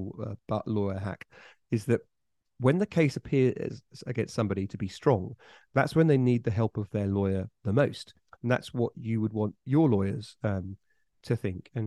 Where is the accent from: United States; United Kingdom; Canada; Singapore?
United Kingdom; Bury St Edmunds, East of England; moved away; on the outskirts of Bury St. Edmunds, the town I grew up on